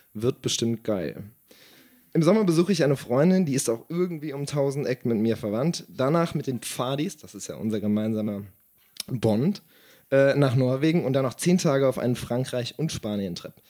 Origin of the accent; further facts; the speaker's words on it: Siegen, North Rhine-Westphalia, Germany; Meine Heimatstadt